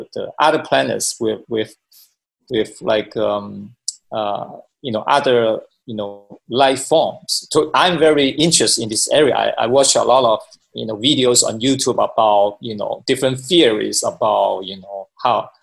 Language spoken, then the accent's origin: English; Hong Kong; moved away as an adult; also born or lived in China / United States / Japan / Korea; I was born in China, then I grew up in Hong Kong, and I went to the United States for my studies, and I live in different countries, including Japan and Korea as well